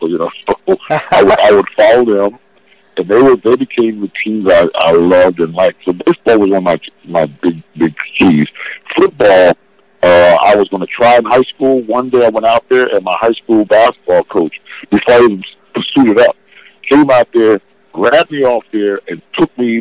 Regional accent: Philadelphia, Pennsylvania, United States; I grew up in West Philadelphia, in Philadelphia, the city of Philadelphia

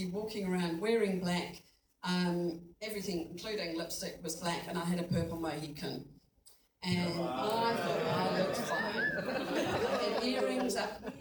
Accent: Kirkby in Ashfield, East Midlands, United Kingdom; moved away; I grew up in England in a little village.

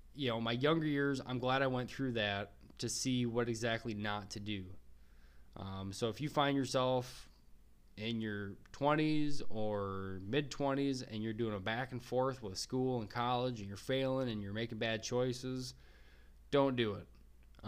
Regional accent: Minnesota, United States; also born or lived in Wyoming; my home state of Minnesota

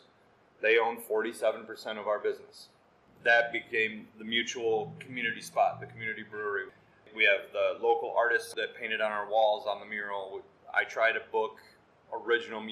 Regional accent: Hillsdale County, Michigan, United States; me and my wife were from Hillsdale County

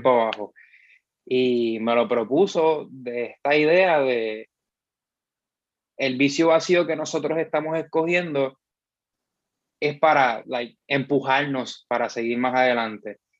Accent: Bayamón, Puerto Rico; soy de Bayamón

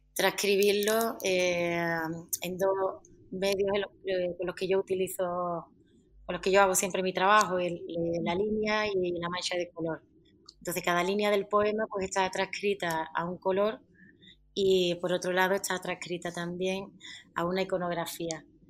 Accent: Jerez de la Frontera, Andalusia, Spain; now in Madrid, Spain; soy de Jerez, pero he nacido y me he criado en, una barriada de allí que está en medio del campo

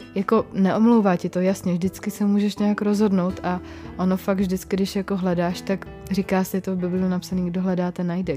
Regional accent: Czechia; my jsme i Češi takový jako ateisti

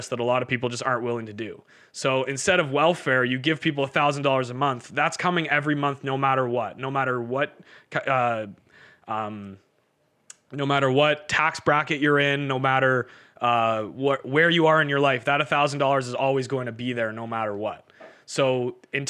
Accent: Canada; we're from Canada

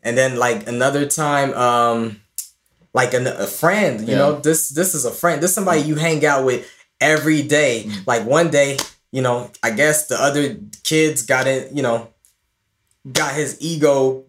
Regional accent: Ireland; also born or lived in Clondalkin; now in Los Angeles, United States; we were from Ireland

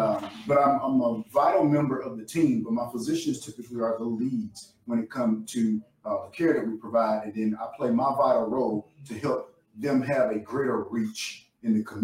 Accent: the South, United States; I'm from the South, so I know good Southern food.

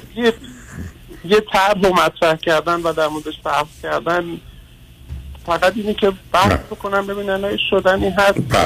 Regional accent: Iran; خودم به عنوان یه ایرانی

